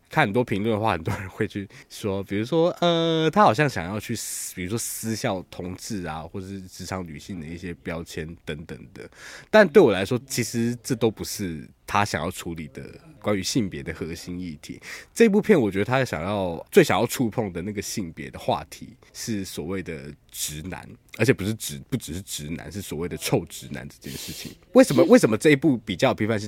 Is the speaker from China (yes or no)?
no; Taiwan; 我们身为台湾人